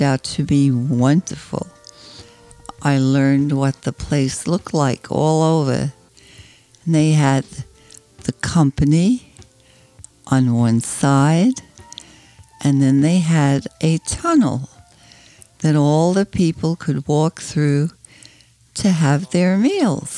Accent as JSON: {"language": "English", "country": "Germany", "tie": "born or raised there", "also_born_or_lived": "Jersey City, New Jersey", "moved": "yes", "said": "I was born in Germany"}